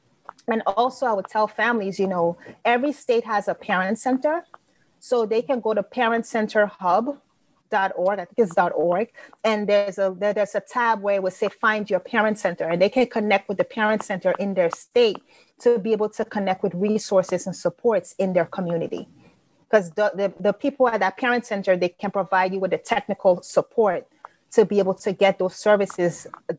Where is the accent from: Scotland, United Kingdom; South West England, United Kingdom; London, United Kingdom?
London, United Kingdom; also born or lived in Grenada; now in United States; I wasn't born in the U.S. And so I was born in London, but my family is from Liberia, West Africa. And I also went to high school in Grenada.